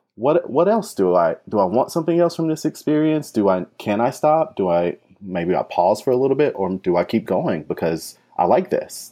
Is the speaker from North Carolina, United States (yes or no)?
yes; North Carolina, United States; moved away as an adult; now in New York City, United States; I'm actually originally from North Carolina, and I came up to New York City for grad school.